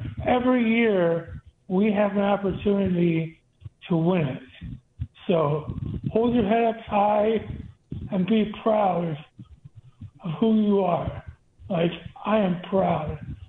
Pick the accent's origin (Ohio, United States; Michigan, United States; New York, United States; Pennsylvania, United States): New York, United States; Corning; now in South Carolina, United States; I grew up in Corning, New York.